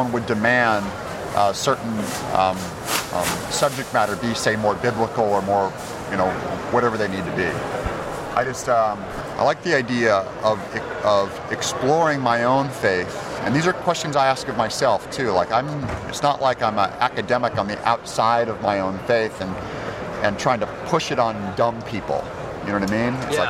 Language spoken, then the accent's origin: English; Turlock, California, United States; moved away; also born or lived in Los Angeles; I was raised in Turlock.